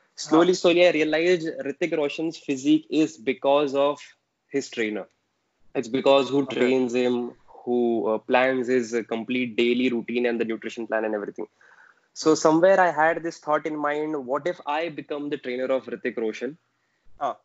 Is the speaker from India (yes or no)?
yes; Aurangabad, Maharashtra, India; moved away; my hometown, Aurangabad